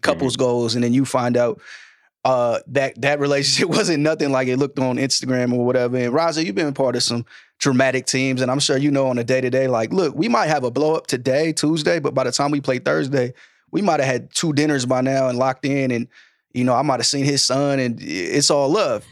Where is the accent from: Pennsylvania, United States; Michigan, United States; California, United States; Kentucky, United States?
California, United States; Sacramento; now in New York, United States; I'm from Sacramento